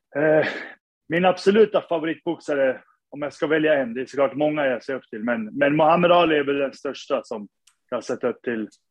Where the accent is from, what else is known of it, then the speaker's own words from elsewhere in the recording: Sundsvall, Västernorrland County, Sweden; moved away as an adult; now in New York, United States; Jag är född och uppvuxen i Sundsvall